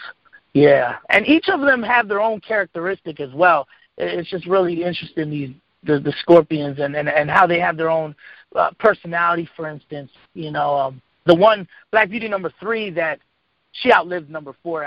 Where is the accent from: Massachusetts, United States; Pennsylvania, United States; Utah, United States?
Pennsylvania, United States; Lancaster; I'm from Lancaster.